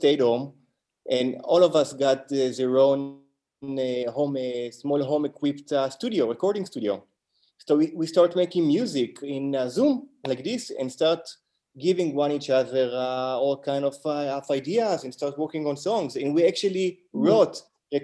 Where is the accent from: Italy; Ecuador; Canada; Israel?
Israel; accent: Israeli; English is a second language; also born or lived in United States; I got my accent, and whoever knows a little bit about Israeli and Hebrew knows that I'm not local